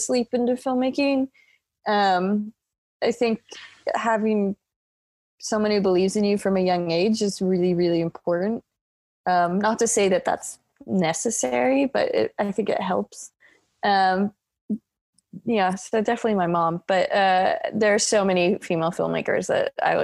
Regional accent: Iowa, United States; I grew up in Iowa very suburban neighborhood.

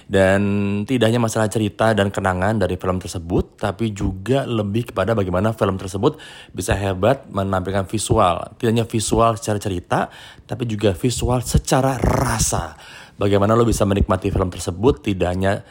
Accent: Pontianak, West Kalimantan, Indonesia; gue pernah melewati masa kecil gue zaman SMP di Pontianak.

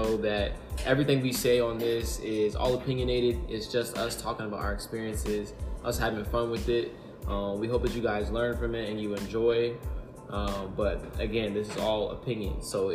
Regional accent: Virginia, United States; I was born in Virginia, as I mentioned in a previous episode, so I'm African-American.

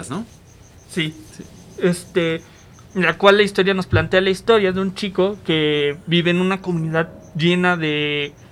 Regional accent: Mexico; nosotros como mexicanos y como comunidad también latina

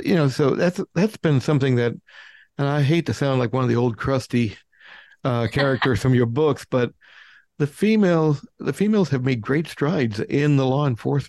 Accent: United States; I'm sorry, being an American

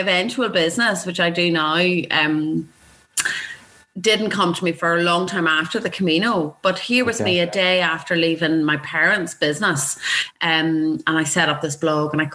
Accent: Belfast, Northern Ireland, United Kingdom; also born or lived in Dubai; I grew up in Belfast through the Troubles in the 70s and the 80s.

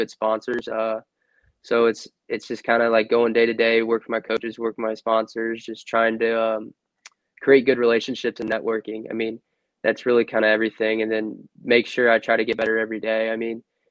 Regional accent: Louisville, Kentucky, United States; I was born in Louisville

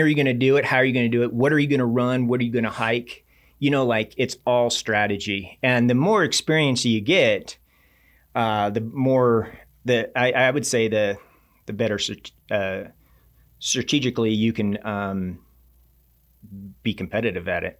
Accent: Reno, Nevada, United States; I grew up in Reno, Nevada, so I was always venturing up in that Tahoe region

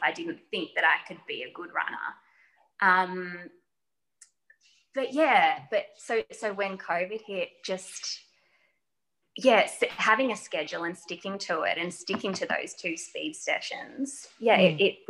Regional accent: Geelong, Victoria, Australia; because I'm from Geelong.

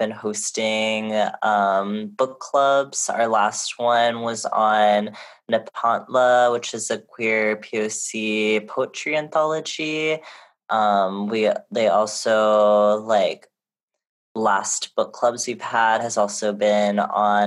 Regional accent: Honolulu, Hawaii, United States; moved away; also born or lived in Lenape Hoking (New York area) / California; my hometown of Honolulu, Hawaii

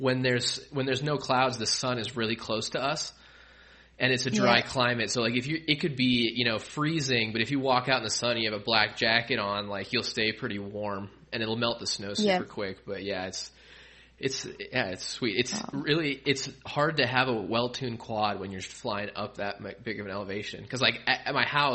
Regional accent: Colorado, United States; I'm from Colorado.

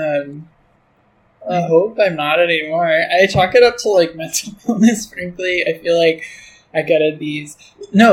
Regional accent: New Hampshire, United States; also born or lived in Michigan; now in San Francisco, United States; I moved from Michigan to New Hampshire when I was 6

